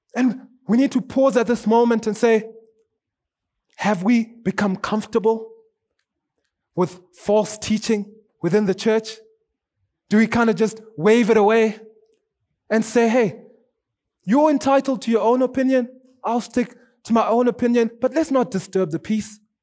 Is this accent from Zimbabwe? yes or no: yes; Zimbabwe; also born or lived in South Africa; now in Kenya; I'm from Zimbabwe.